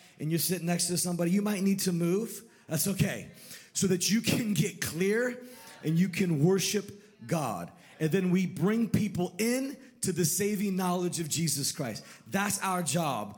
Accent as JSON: {"language": "English", "town": "Sonoma", "region": "California", "country": "United States", "tie": "born or raised there", "said": "Born and raised in Sonoma, California."}